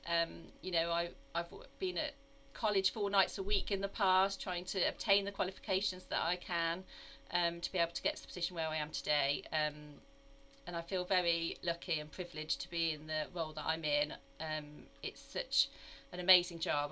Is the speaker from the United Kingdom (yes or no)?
yes; Midlands, United Kingdom; moved away as an adult; also born or lived in Dudley / Worcester; now in North Devon, United Kingdom; you can probably tell from my accent uh, that I'm actually not from the southwest, but I'm actually from the Midlands.